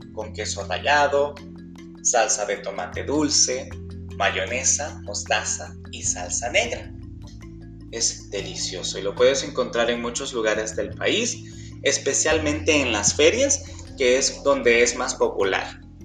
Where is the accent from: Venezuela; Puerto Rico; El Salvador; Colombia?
El Salvador; de El Salvador